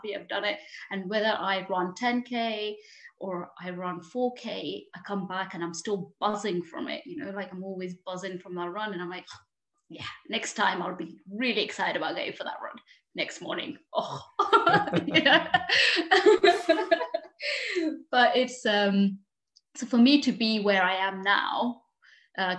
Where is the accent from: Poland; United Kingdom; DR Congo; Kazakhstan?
United Kingdom; London; moved away as an adult; also born or lived in Paris, France; now in Lake District, United Kingdom; I was born in Paris and I spent 9 years there. And then we moved to London and that's where I was educated and everything.